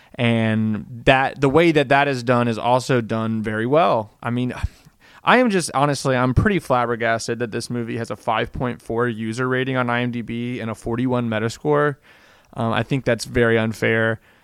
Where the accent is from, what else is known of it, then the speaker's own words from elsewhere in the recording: Tennessee, United States; I'm from Tennessee